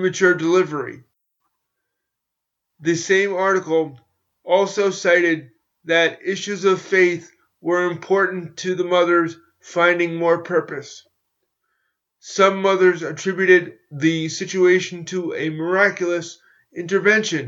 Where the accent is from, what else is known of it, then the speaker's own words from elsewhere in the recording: New York, United States; my hometown